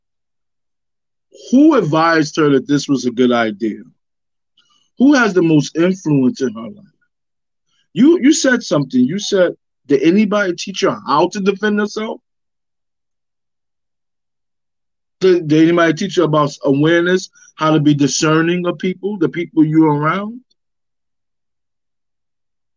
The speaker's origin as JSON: {"language": "English", "town": "New York City", "region": "New York", "country": "United States", "said": "I'm from East New York, Brooklyn"}